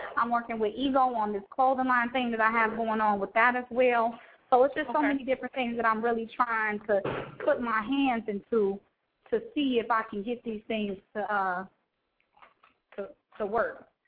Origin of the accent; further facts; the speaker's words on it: Chicago, Illinois, United States; I'm originally from Chicago